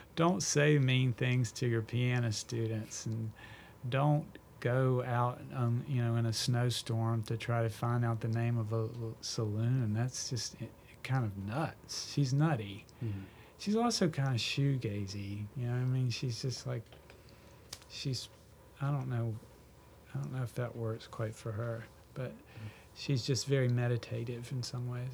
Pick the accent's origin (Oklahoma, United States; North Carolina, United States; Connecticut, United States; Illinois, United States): North Carolina, United States; Clinton; I grew up in Clinton, North Carolina